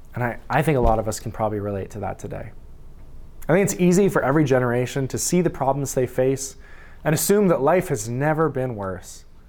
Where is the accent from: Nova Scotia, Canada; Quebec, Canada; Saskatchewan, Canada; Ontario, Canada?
Saskatchewan, Canada; I'm from Saskatchewan. I was born there.